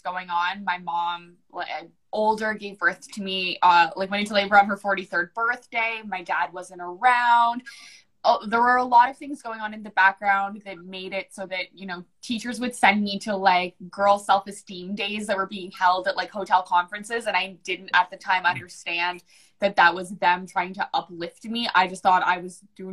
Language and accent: English; New Brunswick, Canada; born or raised there; first language English